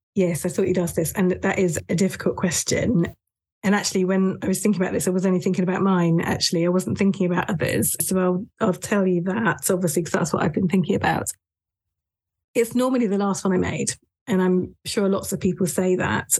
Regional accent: United Kingdom; moved away as an adult; also born or lived in north of England / Japan; I was born and raised in the south of England, mainly in the counties of Dorset and Hampshire, just on the edge of the New Forest

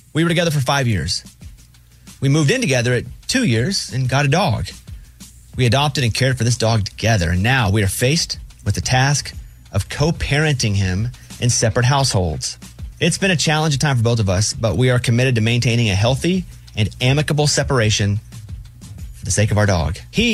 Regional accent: Mountain Pine, Arkansas, United States; I'm from Mountain Pine, Arkansas, population a little over 700.

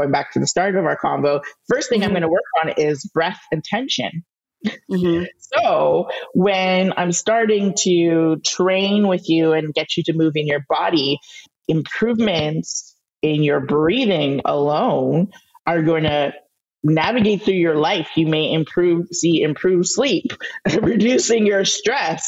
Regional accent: Canada; I'm Canadian.

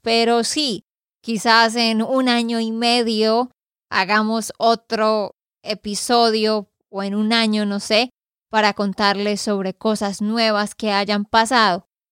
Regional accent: Santander, Colombia; de Santander, Colombia

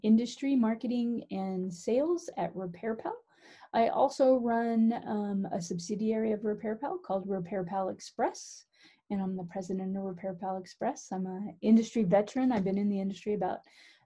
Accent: San Francisco, California, United States; I'm from the Bay Area, San Francisco

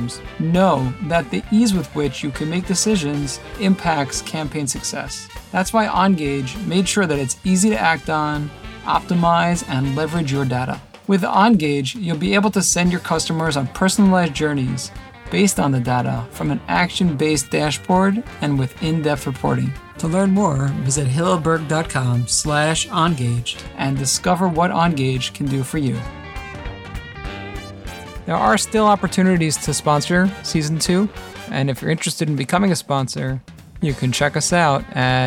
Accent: New York City, New York, United States; I grew up not that far from there, over in Rockaway

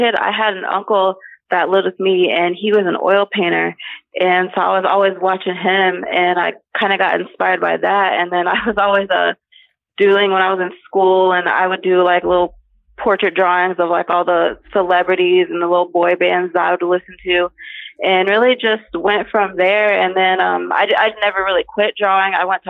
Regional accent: Ohio, United States; Yes, I was. Yep. Lived here my entire life.

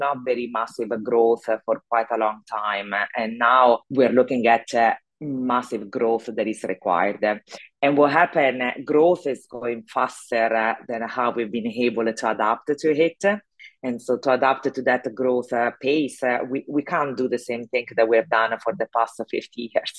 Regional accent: Italy; accent: Italian; English is a second language; moved away as an adult; also born or lived in Zurich, Switzerland / London, United Kingdom; now in Houston, United States; I'm actually Italian, so my accent probably give it away. And I left Italy 25 years ago

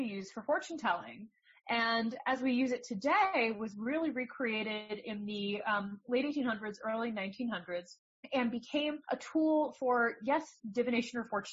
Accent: New Jersey, United States; moved away; I'm from New Jersey

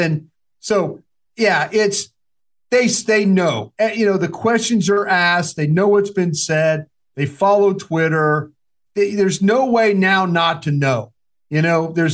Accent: Dallas, Texas, United States; also born or lived in Philadelphia

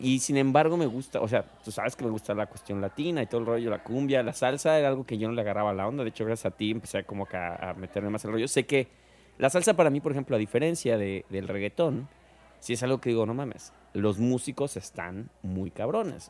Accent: Mexico; como mexicana

